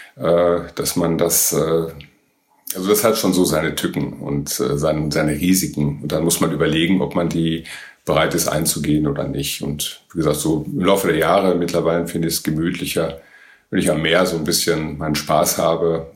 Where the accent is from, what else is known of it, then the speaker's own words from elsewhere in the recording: Northern Germany, Germany; bei uns in Norddeutschland